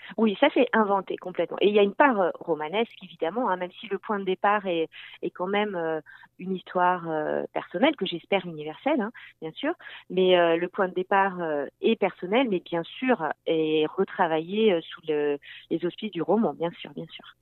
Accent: France; also born or lived in Landes; now in Quebec, Canada; je viens de France

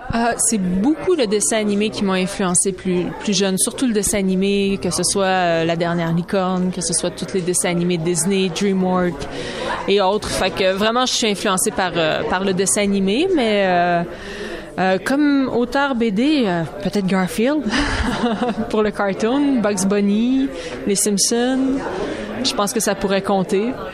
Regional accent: Saint-Jean-sur-Richelieu, Quebec, Canada; Je viens de la région de Saint-Jean-sur-Richelieu

